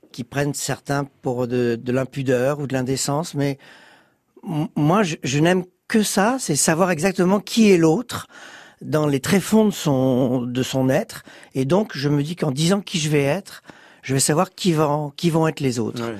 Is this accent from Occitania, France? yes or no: no; Bordeaux, Nouvelle-Aquitaine, France; Je suis arrivé de Bordeaux et en quatre mois, ça y est, j'étais euh, j'étais dans le showbiz.